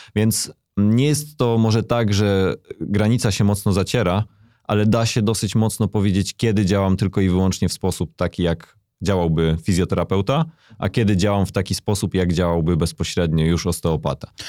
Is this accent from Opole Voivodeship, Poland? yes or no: no; near Bochnia, Lesser Poland, Poland; To wtedy było gimnazjum w mojej małej miejscowości, z której pochodzę. Pochodzę z okolic Bochni